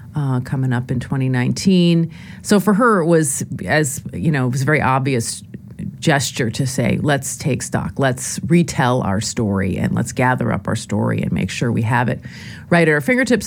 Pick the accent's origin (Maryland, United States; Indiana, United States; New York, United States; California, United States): New York, United States; Lower Westchester County; I grew up in Lower Westchester County, uh, New York